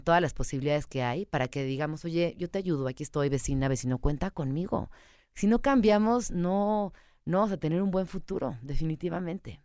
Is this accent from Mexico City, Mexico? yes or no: yes; Mexico City, Mexico; yo soy chilanga, yo crecí en esta ciudad